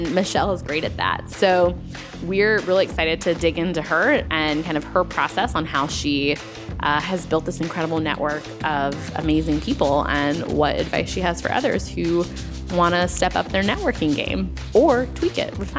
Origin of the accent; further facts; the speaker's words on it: North Carolina, United States; And I was like, well, I'm from North Carolina.